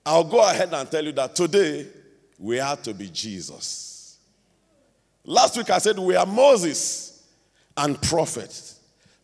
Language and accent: English; Nigeria